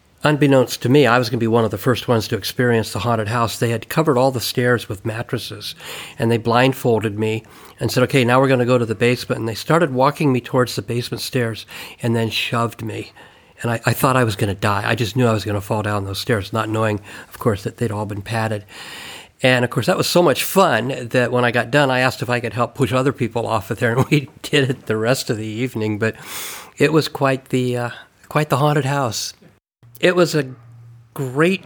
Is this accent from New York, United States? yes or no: no; Calistoga, California, United States; I grew up in Calistoga.